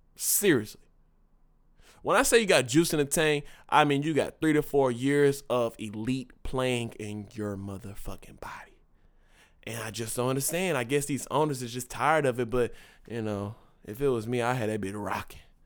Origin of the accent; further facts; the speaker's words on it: Dallas, Texas, United States; I'm from Dallas